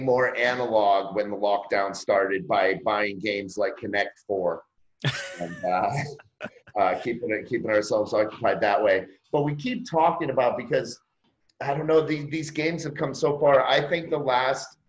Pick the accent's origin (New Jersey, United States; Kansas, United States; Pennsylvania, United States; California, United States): Pennsylvania, United States; Erie; moved away; I was born and raised in Erie, Pennsylvania, which is just down the road from Buffalo